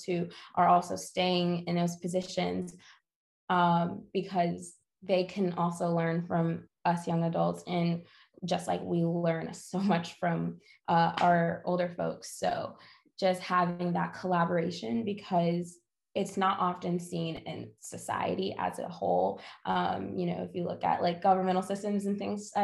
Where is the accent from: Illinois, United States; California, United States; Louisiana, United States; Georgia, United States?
Georgia, United States; Atlanta; now in Greensboro, United States; I'm from Atlanta, I'm not from North Carolina